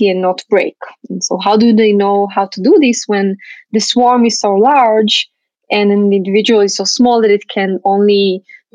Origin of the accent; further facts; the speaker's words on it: Israel; I grew up in Israel